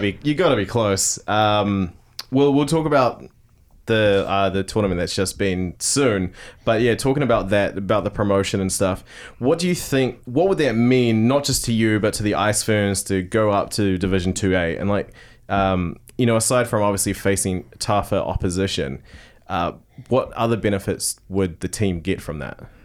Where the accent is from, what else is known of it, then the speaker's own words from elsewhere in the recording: Tauranga, Bay of Plenty, New Zealand; growing up in Tauranga.